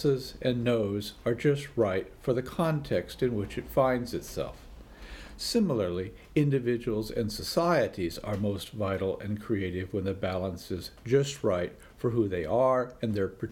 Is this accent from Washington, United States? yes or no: yes; Washington, United States; my home state of Washington